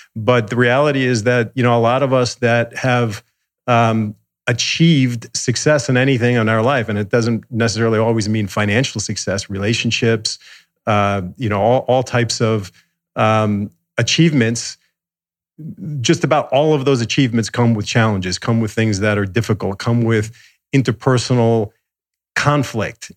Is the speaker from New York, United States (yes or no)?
yes; suburbs of New York, United States; moved away as an adult; also born or lived in Manhattan, New York; now in Los Angeles, United States; I grew up in the suburbs of New York